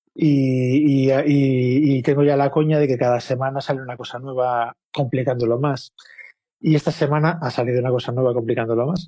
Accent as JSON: {"language": "Spanish", "town": "Vigo", "region": "Galicia", "country": "Spain", "moved": "yes", "lives_now": "Madrid, Spain", "said": "yo vivo en Madrid hace mucho. Soy de Vigo, pero llevo aquí 30 años"}